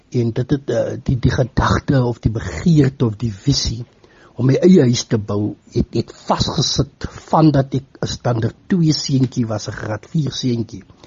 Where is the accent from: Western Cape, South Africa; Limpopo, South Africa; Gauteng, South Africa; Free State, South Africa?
Western Cape, South Africa; Paarl; moved away as an adult; also born or lived in Stellenbosch; now in Postmasburg, South Africa; Ek is oorspronklik van die Wes-Kaap. Ek is gebore daar in die Parel omgewing.